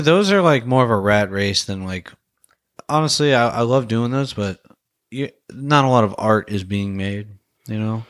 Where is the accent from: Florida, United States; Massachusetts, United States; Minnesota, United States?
Florida, United States; moved away; I'm from Florida